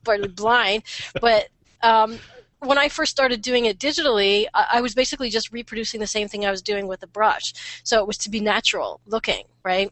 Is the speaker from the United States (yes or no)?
no; Canada